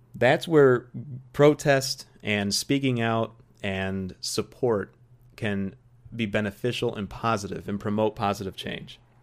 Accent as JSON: {"language": "English", "country": "United States", "said": "an American golf fan"}